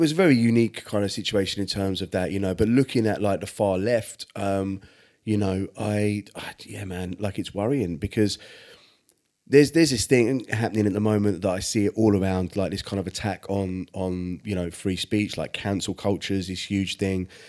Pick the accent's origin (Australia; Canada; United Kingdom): United Kingdom; England